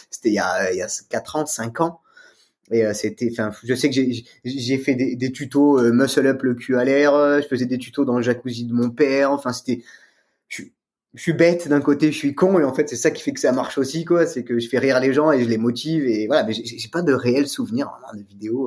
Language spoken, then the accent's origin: French; Aix-en-Provence, Provence-Alpes-Côte d'Azur, France; je viens d'Aix-en-Provence